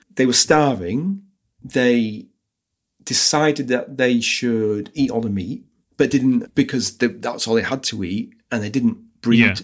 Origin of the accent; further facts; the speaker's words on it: United Kingdom; I'm British.